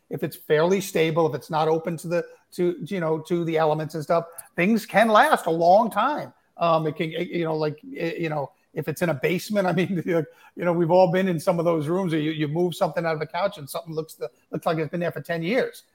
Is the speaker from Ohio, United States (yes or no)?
no; Suffolk County, Long Island, New York, United States; I grew up in Suffolk County, and you know, I grew up in the in the '60s and '70s in Suffolk County